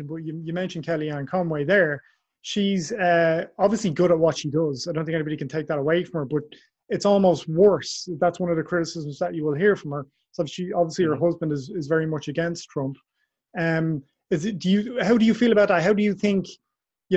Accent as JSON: {"language": "English", "country": "Ireland", "said": "I'm Irish, obviously, I'm not American"}